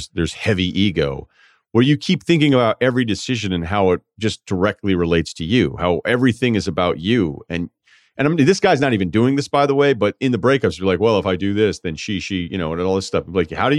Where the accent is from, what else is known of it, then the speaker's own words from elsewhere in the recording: Queens, New York, United States; I grew up in Queens, single mother. Didn't have much financially, bounced around a bunch of jobs, not a lot to fall back on